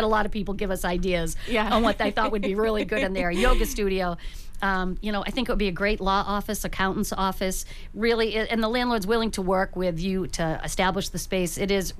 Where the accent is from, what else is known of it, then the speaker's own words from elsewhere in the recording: Brockton, Massachusetts, United States; moved away as an adult; now in Hanover, United States; I'm from Brockton originally, but Jim and I both live in Hanover, and we've been there for about 30 years